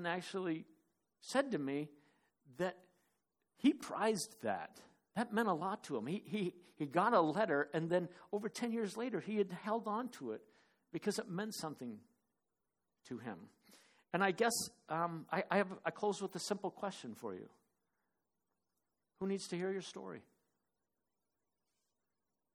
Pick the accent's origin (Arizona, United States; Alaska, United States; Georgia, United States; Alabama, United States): Arizona, United States; Phoenix; moved away; also born or lived in Cottage Grove; Dave and I grew up in Phoenix together